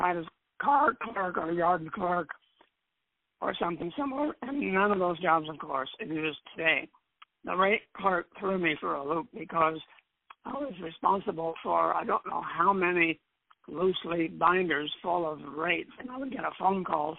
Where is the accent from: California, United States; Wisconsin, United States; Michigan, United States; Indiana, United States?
California, United States; Glendale; I grew up in Southern California, Glendale, to be specific